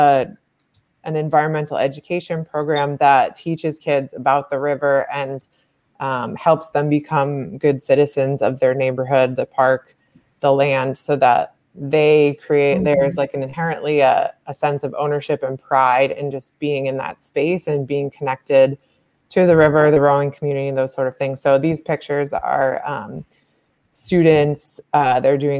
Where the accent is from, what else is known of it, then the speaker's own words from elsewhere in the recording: Massachusetts, United States; moved away as an adult; now in Philadelphia, United States; I grew up in Massachusetts